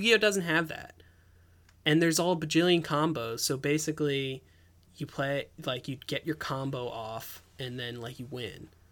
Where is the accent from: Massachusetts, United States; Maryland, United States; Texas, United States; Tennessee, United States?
Maryland, United States; Ellicott City; I grew up in Ellicott City.